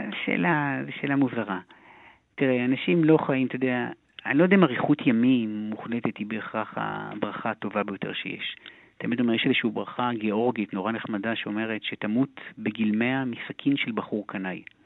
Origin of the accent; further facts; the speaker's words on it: Haifa, Haifa District, Israel; גדלנו בחיפה הרי, בשכונה הכי דרך הים